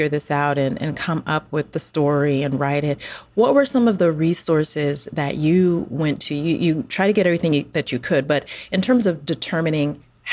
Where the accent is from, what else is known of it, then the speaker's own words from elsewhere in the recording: Colorado, United States; I grew up in Colorado